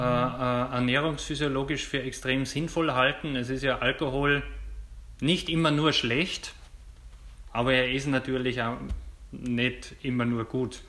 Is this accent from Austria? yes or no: yes; Austria; bei uns am österreichischen Markt